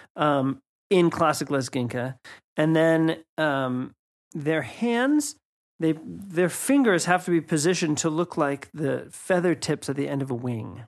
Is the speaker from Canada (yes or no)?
no; United States; moved away; myself as an American